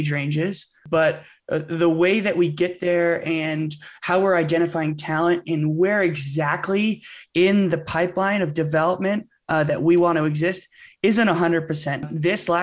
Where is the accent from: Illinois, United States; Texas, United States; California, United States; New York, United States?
California, United States; Bay Area; I grew up in the Bay Area, California.